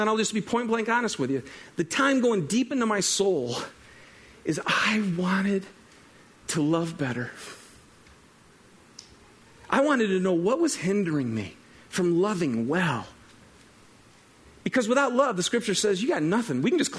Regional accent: Michigan, United States; we were back in Michigan, my hometown. So that would be a state, my home state.

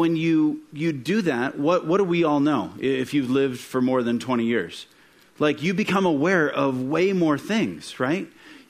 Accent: Midwest, United States; I grew up in the Midwest, and kind of the trend in the town that I was born in is that you grow up and you graduate from either high school or sometime a two-year degree

